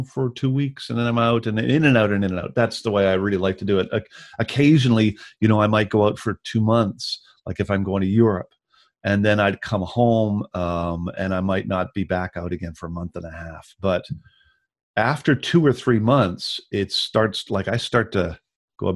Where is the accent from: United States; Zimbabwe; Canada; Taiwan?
Canada; Victoria, British Columbia; moved away as an adult; also born or lived in Vancouver / Ontario; my hometown, in Victoria